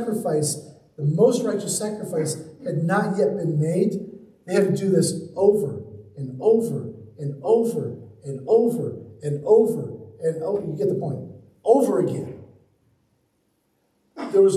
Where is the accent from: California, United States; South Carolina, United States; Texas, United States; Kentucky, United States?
South Carolina, United States; Charleston; I grew up in Charleston, South Carolina.